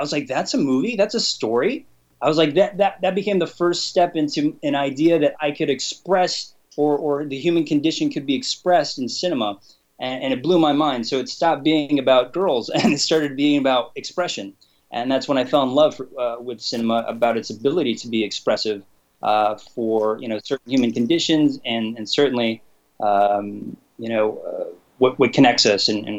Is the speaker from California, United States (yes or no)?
yes; Los Angeles, California, United States; I grew up in Los Angeles